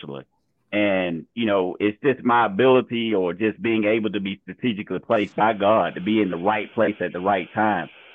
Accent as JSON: {"language": "English", "region": "Georgia", "country": "United States", "said": "We're both from Georgia"}